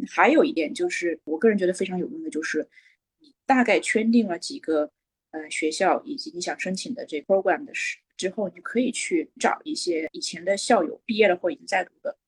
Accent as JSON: {"language": "Chinese", "country": "China", "tie": "born or raised there", "also_born_or_lived": "Beijing", "said": "我其实是中国土生土长地长大，嗯，我妈妈是老师"}